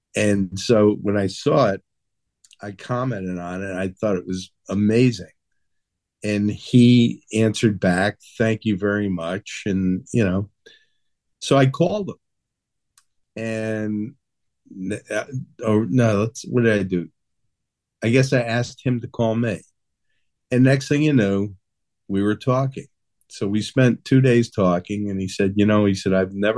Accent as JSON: {"language": "English", "town": "New Haven", "region": "Connecticut", "country": "United States", "tie": "born or raised there", "said": "I growing up in New Haven, I lived around the corner from this guy"}